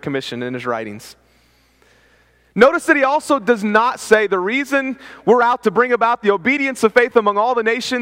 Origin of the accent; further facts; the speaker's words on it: West Virginia, United States; I'm from West Virginia